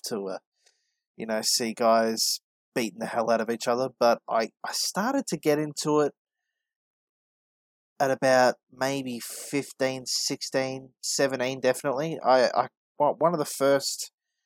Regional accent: Melbourne, Victoria, Australia; I'm from the western suburbs of Melbourne in Australia

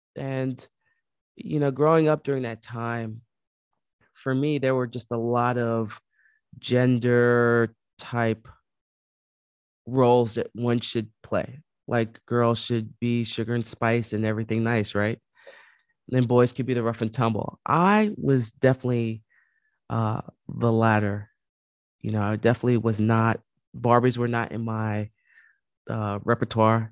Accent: New York City, New York, United States; growing up in the Bronx, um, born and raised

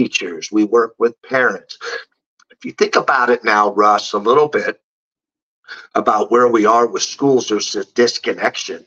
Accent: San Francisco, California, United States; moved away; I'm from San Francisco. I love my hometown

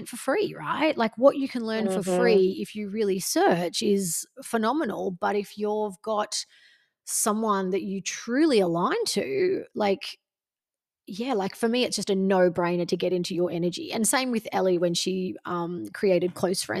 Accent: Gold Coast, Queensland, Australia; I'm like, the Gold Coast

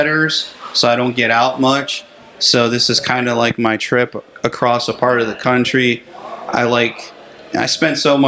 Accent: Pennsylvania, United States; moved away as an adult; I'm originally from Pennsylvania

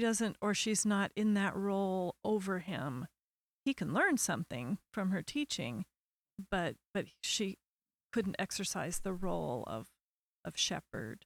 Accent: Portland, Oregon, United States; I was born and raised in Portland, Oregon.

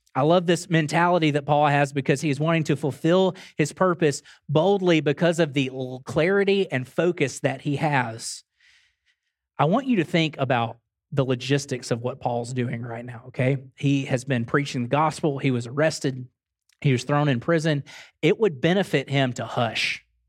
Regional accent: Grand Bay, Alabama, United States; I drove to my hometown, drove over to Grand Bay, Alabama, watermelon capital of the world.

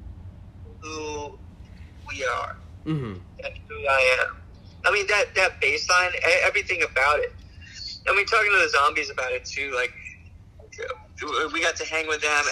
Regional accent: Alaska, United States; now in Portland, United States; we come from Alaska. Like, we come from, like, the last place you would expect that band to come from

